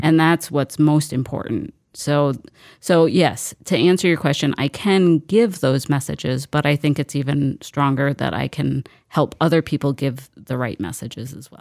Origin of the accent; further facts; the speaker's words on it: Mankato, Minnesota, United States; I grew up in Mankato.